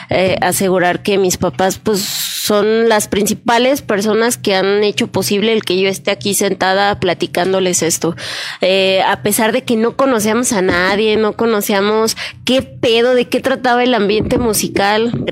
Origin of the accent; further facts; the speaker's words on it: Mexico City, Mexico; now in León, Mexico; Lo que pasa es que yo soy de la Ciudad de México y toda mi familia también. Obviamente tengo ya 22 años aquí en León y por eso yo digo, yo ya soy de aquí